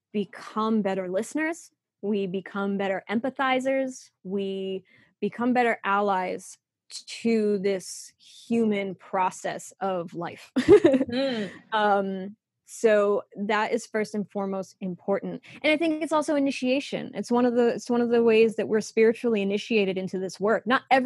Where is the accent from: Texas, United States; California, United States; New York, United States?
New York, United States; accent: New York; I was born and raised in New York. I used to have a terrific New York accent. that I lost when I went to college, even though I went to college in New York.